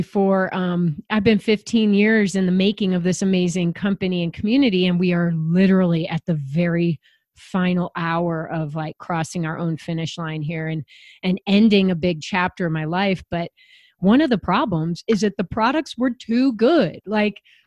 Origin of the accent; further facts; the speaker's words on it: Chicago, Illinois, United States; I grew up in Chicago, competitively swimming